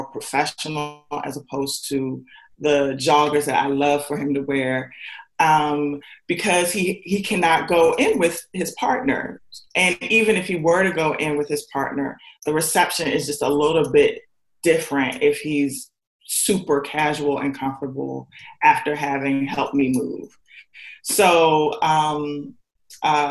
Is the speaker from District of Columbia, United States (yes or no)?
yes; Washington, District of Columbia, United States; also born or lived in Indiana; now in Tennessee, United States; I'm from Washington, D.C.